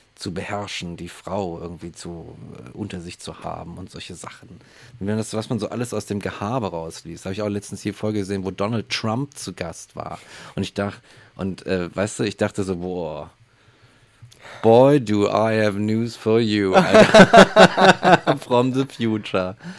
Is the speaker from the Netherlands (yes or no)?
no; Germany; bei uns in Deutschland